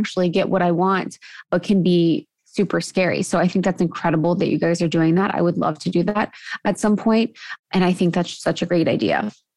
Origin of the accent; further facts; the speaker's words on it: Ohio, United States; moved away as an adult; also born or lived in Chicago / Los Angeles; I grew up in Ohio, where drinking is very prevalent and popular